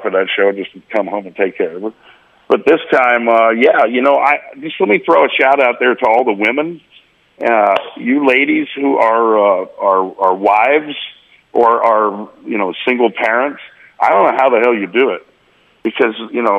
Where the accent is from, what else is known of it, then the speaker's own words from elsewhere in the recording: Oklahoma, United States; I'm from Oklahoma